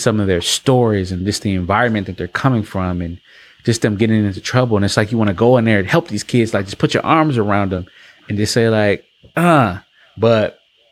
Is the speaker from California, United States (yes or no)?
no; Milwaukee, Wisconsin, United States; growing up in Milwaukee